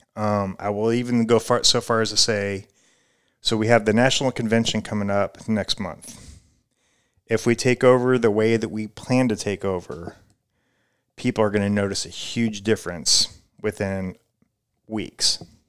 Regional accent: Omaha, Nebraska, United States; moved away; also born or lived in Clearwater, Florida; I grew up in, uh, Midwest in Omaha, Nebraska

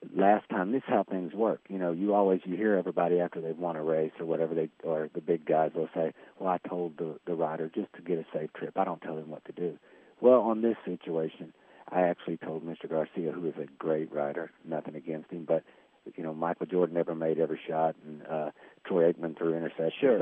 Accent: Fort Smith, Arkansas, United States; also born or lived in Hot Springs, Arkansas; I'm from Fort Smith, Arkansas.

